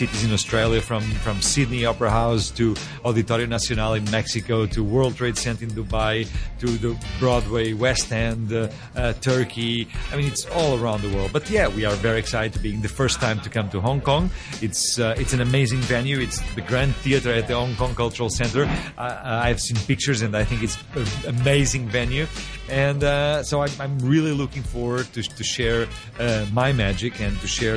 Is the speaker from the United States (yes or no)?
no; Portugal; I am from Portugal